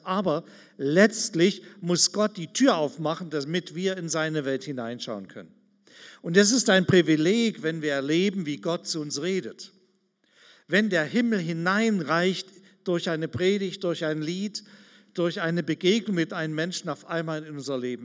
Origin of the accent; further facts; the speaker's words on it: Germany; Wir sind ganz schön arm dran manchmal als Deutsche